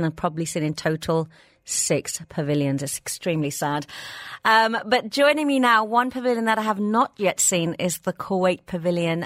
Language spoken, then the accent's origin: English; Birmingham, West Midlands, United Kingdom; now in Dubai, United Arab Emirates; in my hometown of Birmingham